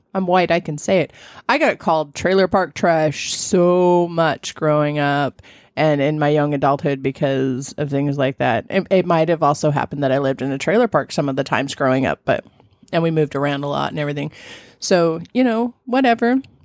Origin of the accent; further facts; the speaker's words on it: Southern California, United States; I grew up in Southern California